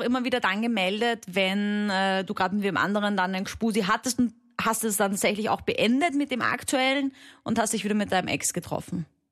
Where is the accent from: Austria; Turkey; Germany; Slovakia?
Austria; accent: Austrian dialect; hörst du vielleicht ein bisschen an meinem Dialekt